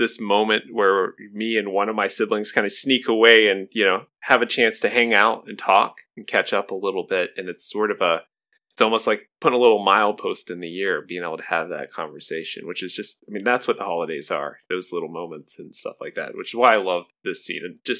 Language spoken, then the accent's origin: English; Kentucky, United States; We aren't Catholic. That's what people always ask. I'm from Kentucky, and there's not a lot to do there in the wintertime, okay?